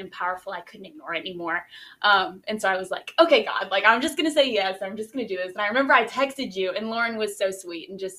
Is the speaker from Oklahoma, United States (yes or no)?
no; Baton Rouge, Louisiana, United States; I'm from Baton Rouge